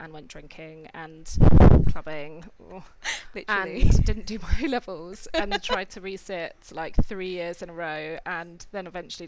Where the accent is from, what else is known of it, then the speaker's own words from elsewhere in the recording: Cambridge, East of England, United Kingdom; moved away as an adult; I grew up in Cambridge